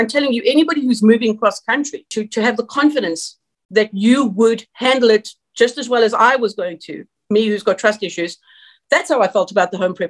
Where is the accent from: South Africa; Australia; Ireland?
South Africa; moved away; also born or lived in San Jose, California; I'm South African